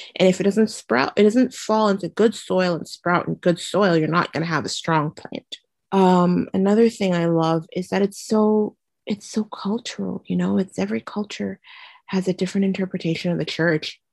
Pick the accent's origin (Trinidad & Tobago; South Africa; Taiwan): Trinidad & Tobago; also born or lived in Gasparillo; now in Brooklyn, United States; I grew up in the Caribbean in a beautiful twin island republic called Trinidad and Tobago